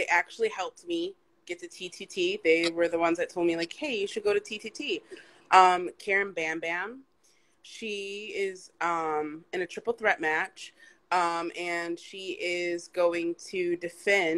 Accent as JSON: {"language": "English", "region": "Midwest", "country": "United States", "moved": "yes", "lives_now": "New York, United States", "said": "I'm originally from the Midwest area."}